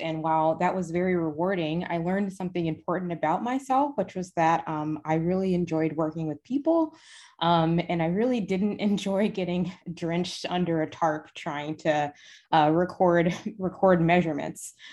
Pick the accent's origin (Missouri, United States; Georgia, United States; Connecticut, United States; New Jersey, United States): Georgia, United States; Decatur; I will concede it was Decatur and not the city of Atlanta